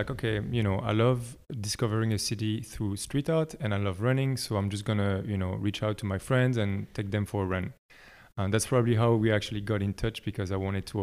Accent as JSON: {"language": "English", "country": "Belgium", "tie": "born or raised there", "also_born_or_lived": "France", "moved": "as an adult", "lives_now": "Berlin, Germany", "said": "I'm from Belgium originally, uh, but I grew up between France and Belgium um, until I was like 19"}